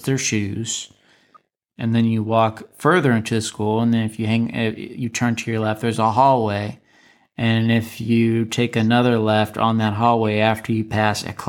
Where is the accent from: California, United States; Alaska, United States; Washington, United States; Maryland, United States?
Alaska, United States; I was from Alaska